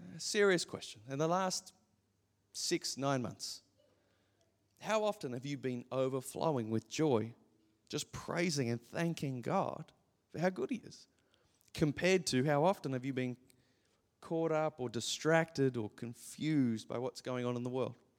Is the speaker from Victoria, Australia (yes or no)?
no; Gold Coast, Queensland, Australia; growing up on the Gold Coast your entire life